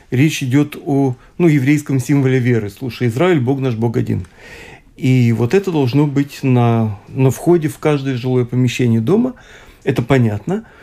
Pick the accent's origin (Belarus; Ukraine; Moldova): Moldova; Bender, Transnistria; born there; also born or lived in Israel; Но сам я родился в Молдавии, в Бендерах, то, что сейчас называется Приднестровье.